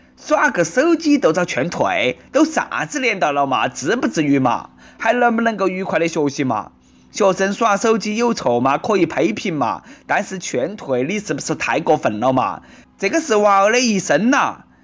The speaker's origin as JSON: {"language": "Chinese", "country": "China", "accent": "Nanchong dialect", "said": "我们大陆人"}